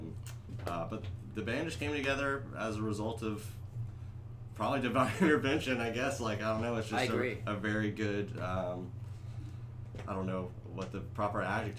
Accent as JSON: {"language": "English", "region": "South Carolina", "country": "United States", "said": "I'm from South Carolina."}